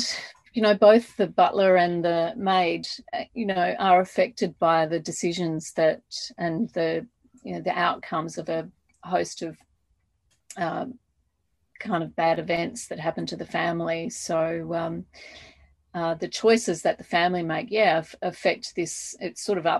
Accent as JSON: {"language": "English", "town": "Adelaide", "region": "South Australia", "country": "Australia", "tie": "born or raised there", "said": "when I grew up in Adelaide"}